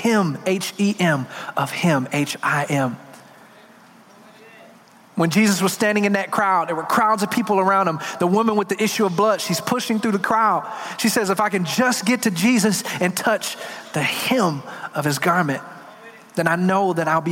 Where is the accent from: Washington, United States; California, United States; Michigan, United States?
Michigan, United States; Detroit; I'm from Detroit